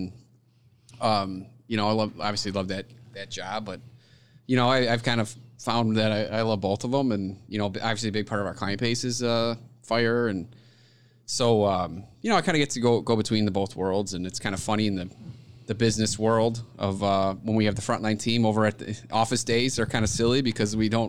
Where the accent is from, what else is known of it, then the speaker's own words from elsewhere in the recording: Orland Park, Illinois, United States; Orland Park.